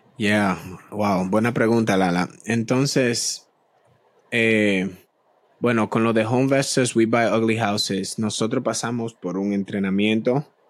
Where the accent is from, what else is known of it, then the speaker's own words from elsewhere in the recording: Boston, Massachusetts, United States; also born or lived in Dominican Republic; soy de Boston, Massachusetts, origen dominicano, de República Dominicana. Vivo en el norte, en Boston, hace ya, bueno, muchos años. Estoy aquí desde los siete años